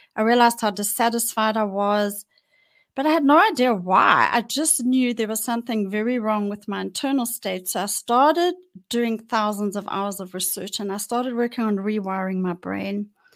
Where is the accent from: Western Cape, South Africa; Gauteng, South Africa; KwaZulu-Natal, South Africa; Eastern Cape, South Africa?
Gauteng, South Africa; Johannesburg; I was born in Johannesburg and I grew up in Johannesburg.